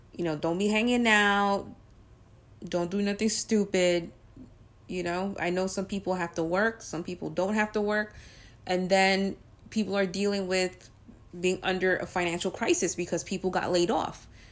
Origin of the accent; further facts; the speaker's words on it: New York, United States; since I'm a New Yorker